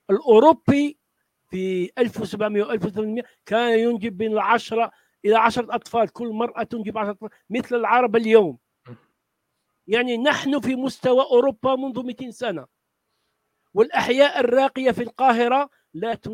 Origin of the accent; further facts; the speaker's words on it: Algeria; عندنا في الجزائر وفي مصر يعني في احياء راقيه العوائل يعني المثقفه لا ينجبون الا واحد واثنين